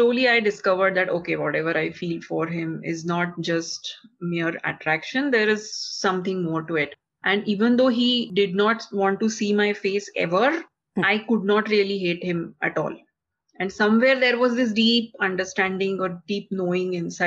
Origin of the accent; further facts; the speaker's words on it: India; I come from India